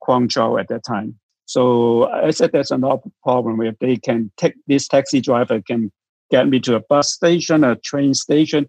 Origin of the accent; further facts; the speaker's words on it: Hong Kong; I'm from Hong Kong